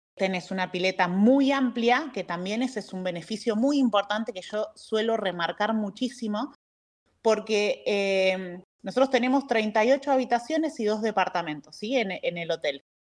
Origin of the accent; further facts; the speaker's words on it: Buenos Aires, Argentina; moved away as an adult; now in San Rafael, Argentina; soy de Buenos Aires, pero ya radicada acá en San Rafael hace más de 17 años.